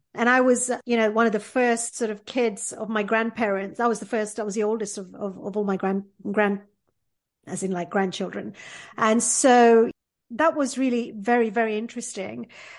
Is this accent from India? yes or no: yes; Porbandar, Gujarat, India; born there; I was born in India in a port town called Porbandar, which is best known for being the hometown of Mahatma Gandhi.